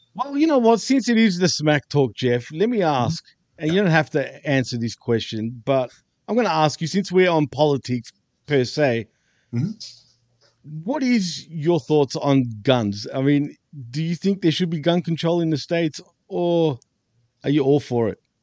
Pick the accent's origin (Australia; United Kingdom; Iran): Australia; I'm from Australia